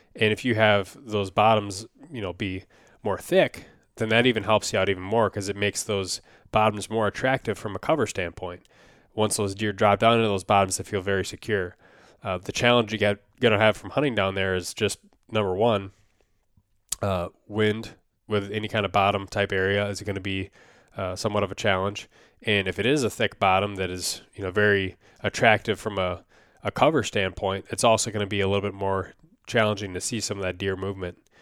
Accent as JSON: {"language": "English", "region": "Minnesota", "country": "United States", "tie": "born or raised there", "said": "my home state here of Minnesota"}